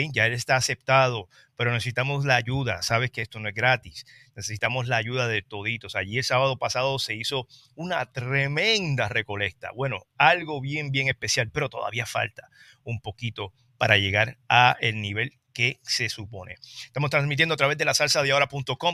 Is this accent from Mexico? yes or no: no; Trujillo Alto, Puerto Rico; yo soy de Trujillo Alto